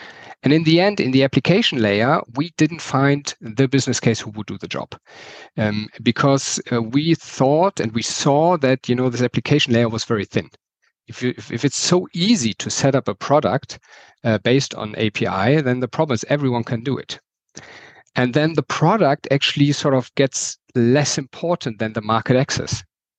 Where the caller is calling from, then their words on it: Berlin, Germany; English is a second language; sorry for my accent. I'm calling in from Berlin in Germany.